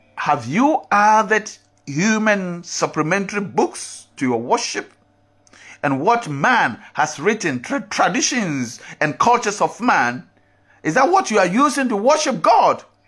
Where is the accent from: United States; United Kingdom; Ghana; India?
Ghana; As me, as a Ghanaian, have my culture